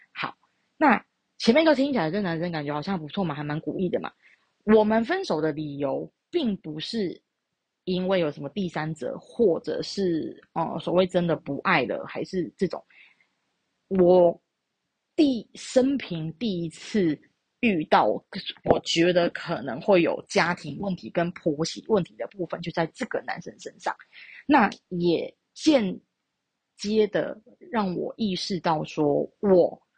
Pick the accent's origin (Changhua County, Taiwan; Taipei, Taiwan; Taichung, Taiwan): Taichung, Taiwan; 我是台中人